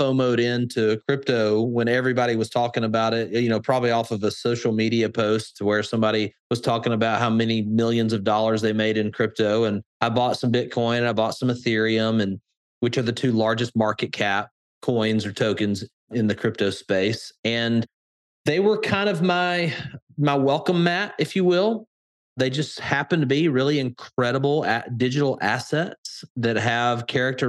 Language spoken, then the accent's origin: English; Birmingham, Alabama, United States; accent: Alabama; my Alabama accent. And I am a Southern guy, born and raised here in Alabama, Birmingham